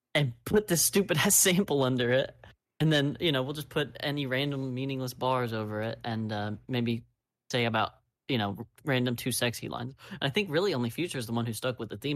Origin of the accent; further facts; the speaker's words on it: United States; I'm American